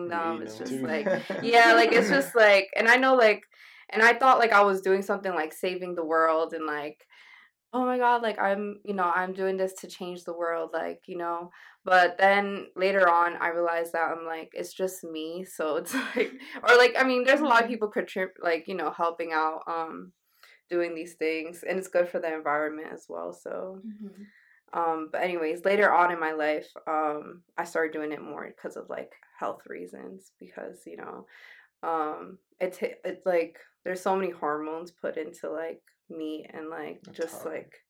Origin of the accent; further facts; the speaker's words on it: New York, United States; I'm from New York.